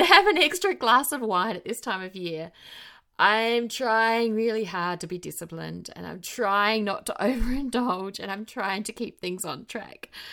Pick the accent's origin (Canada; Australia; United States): Australia; also born or lived in South Australia; now in New Zealand; As an Australian citizen, I can legally vote, work, and buy property here